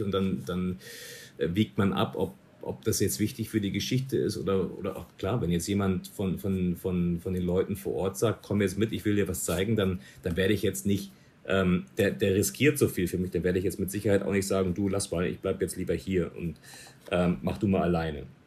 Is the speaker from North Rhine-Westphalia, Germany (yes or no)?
no; Munich, Bavaria, Germany; moved away as an adult; ich komme aus München